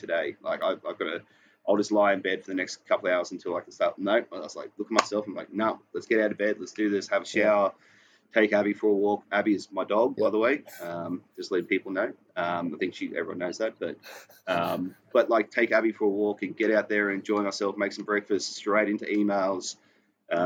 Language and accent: English; Queensland, Australia; moved away as an adult; now in Sydney, Australia; I'm from Queensland.